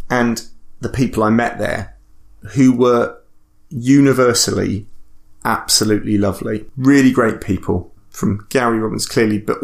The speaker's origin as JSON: {"language": "English", "town": "Bristol", "region": "South West England", "country": "United Kingdom", "said": "I'm from Bristol."}